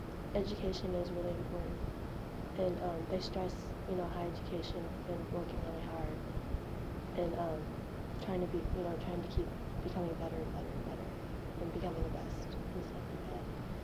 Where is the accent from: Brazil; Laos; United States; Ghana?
Laos; Kima; born there; I was born in Laos.